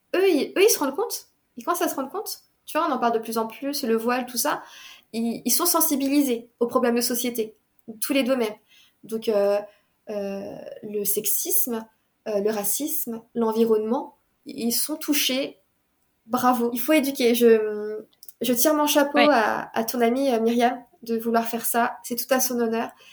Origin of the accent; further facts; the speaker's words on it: Paris, Île-de-France, France; j'étais de Paris